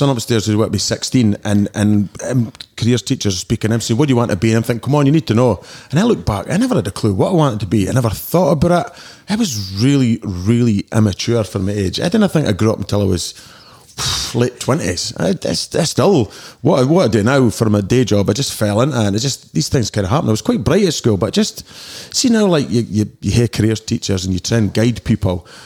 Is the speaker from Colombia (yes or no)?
no; Dundee, Scotland, United Kingdom; I was a bit of a young ruffian when I was hanging about Boots Corner with my squad when I was uh, 16 till I was about 19